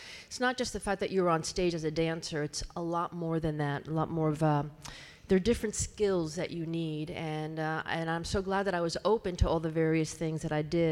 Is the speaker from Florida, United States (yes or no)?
yes; Miami, Florida, United States; moved away; also born or lived in Cuba / New York; I was raised in Miami, born in Cuba, raised in Miami